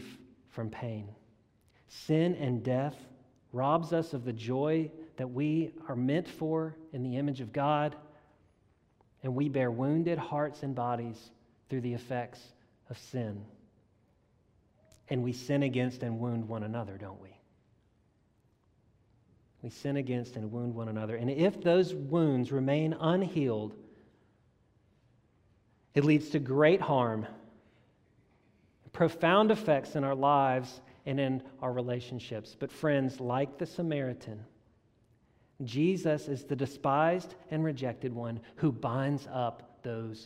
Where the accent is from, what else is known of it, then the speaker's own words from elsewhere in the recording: South Louisiana, United States; I grew up in South Louisiana